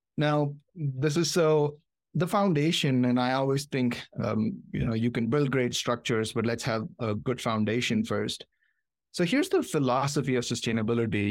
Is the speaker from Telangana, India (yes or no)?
yes; Hyderabad, Telangana, India; moved away as an adult; also born or lived in Michigan, United States / Ohio, United States; now in United States; I was born in Hyderabad, India, came here for my master's.